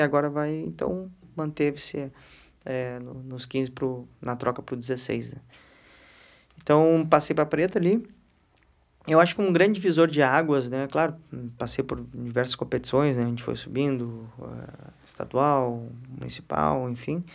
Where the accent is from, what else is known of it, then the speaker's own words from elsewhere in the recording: Porto Alegre, Rio Grande do Sul, Brazil; eu já nasci em Porto Alegre